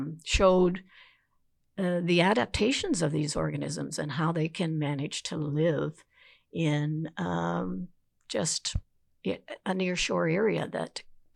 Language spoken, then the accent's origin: English; the Maritimes, Canada; I guess I could say growing up on the East Coast, I was also fortunate enough to have a mother who was a teacher. So she had the summers off, and we spent our summers at a cottage on the Northumberland Strait.